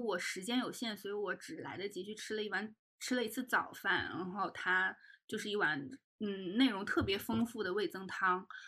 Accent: Northeast China, China; moved away; also born or lived in Jiangnan; 我也是东北人吧，可能我们那儿会吃朝鲜族的泡菜

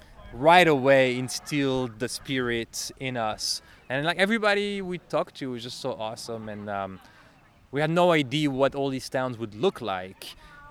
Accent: Belgium; English is a second language; now in Chicago, United States; That's … and then …. So I'm originally from Belgium. You can hear I have an accent. I speak French, but I've been in Chicago for a little while.

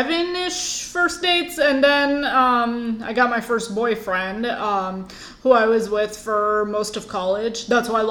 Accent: Michigan, United States; moved away as an adult; also born or lived in India; now in Florida, United States; I am from India. My family moved to the U.S. when I was like 3, and then I lived in Michigan most of my life, and now I live in Florida

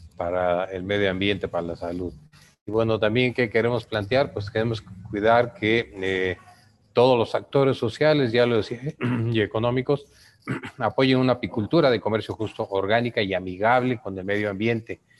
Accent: Yucatán Peninsula, Mexico; Yo que vengo de la península de Yucatán

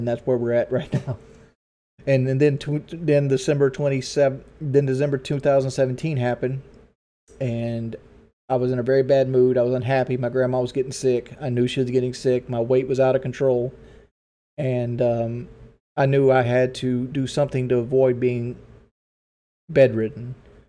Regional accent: the South, United States; accent: southern; I didn't try to change my southern accent.

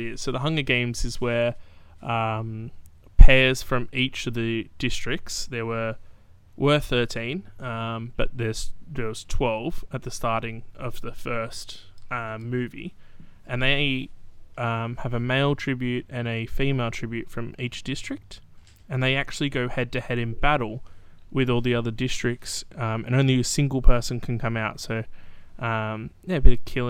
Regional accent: New South Wales, Australia; I'm from New South Wales.

